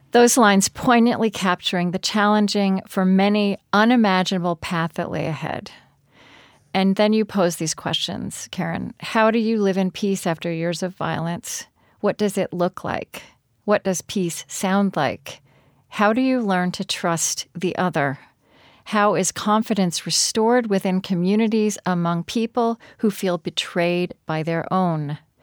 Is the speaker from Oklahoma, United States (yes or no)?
yes; Oklahoma, United States; I grew up in Oklahoma